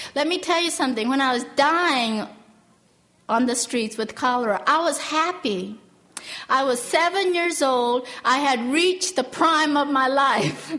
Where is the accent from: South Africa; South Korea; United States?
South Korea; moved away; I was born in Korea and uh, I was born right after the Korean War